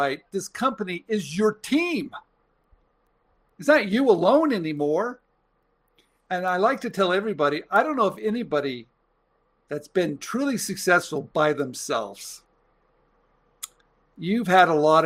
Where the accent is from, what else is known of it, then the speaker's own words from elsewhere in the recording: San Jose, California, United States; I'm from San Jose, Los Gatos